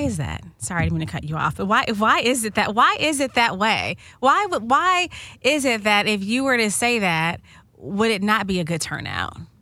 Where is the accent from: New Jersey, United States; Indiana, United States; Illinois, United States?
Illinois, United States; Chicago; moved away; I'm from Chicago originally